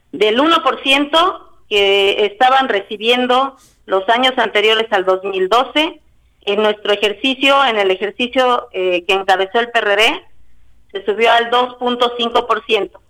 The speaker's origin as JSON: {"language": "Spanish", "town": "Ayala", "region": "Morelos", "country": "Mexico", "said": "vengo del municipio de Ayala, zapatista, soy revolucionaria"}